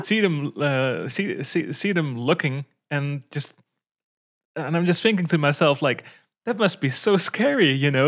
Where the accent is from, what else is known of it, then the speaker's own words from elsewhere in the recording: Netherlands; I'm from the Netherlands